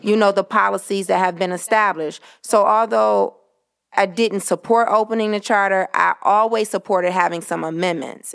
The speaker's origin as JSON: {"language": "English", "town": "Detroit", "region": "Michigan", "country": "United States", "tie": "born or raised there", "said": "native Detroiter, uh, born and raised on the West Side District, City Council District Two."}